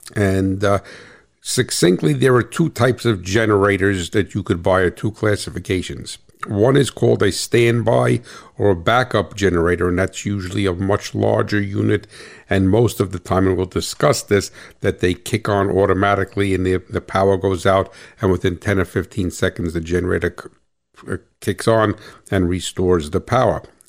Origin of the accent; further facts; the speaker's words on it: New Jersey, United States; I am from New Jersey